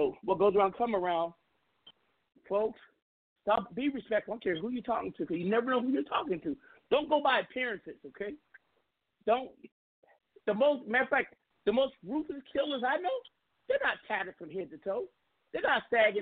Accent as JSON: {"language": "English", "region": "West Coast", "country": "United States", "said": "I'm from the West Coast"}